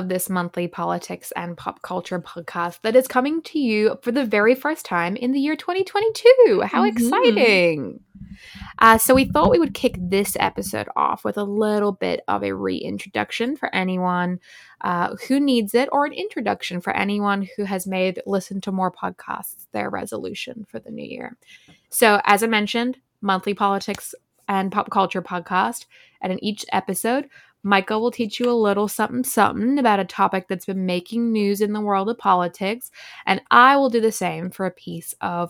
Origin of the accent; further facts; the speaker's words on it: Ireland; also born or lived in Australia; now in New York City, United States; I am also 24, and I'm a copywriter living in New York City. I'm originally from Ireland, but I spent a lot of time growing up in Australia, and then I've been in the US since late 2019, which is why I sound weird.